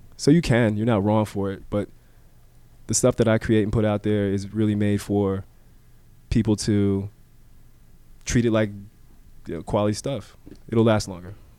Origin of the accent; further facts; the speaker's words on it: Miami, Florida, United States; growing up in Miami